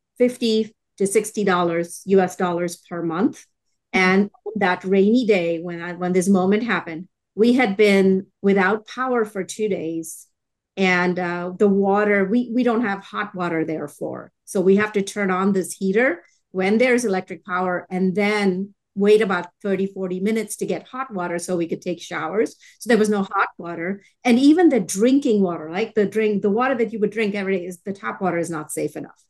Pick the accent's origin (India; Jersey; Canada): India; Chennai, Tamil Nadu; now in Texas, United States; I grew up in Chennai in India